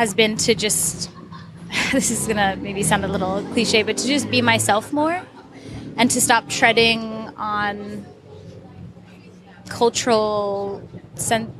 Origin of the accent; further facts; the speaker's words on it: United States; moved away; me as an American